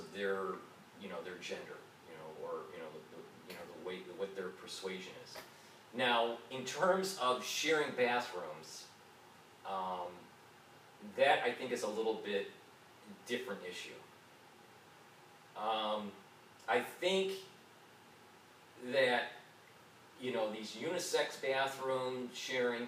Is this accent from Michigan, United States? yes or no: yes; Detroit, Michigan, United States; now in New York, United States; I was born and raised in Detroit